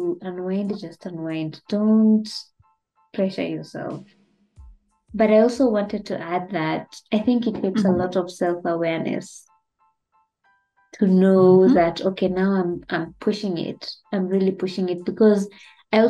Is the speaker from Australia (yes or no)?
no; Kenya; as a Kenyan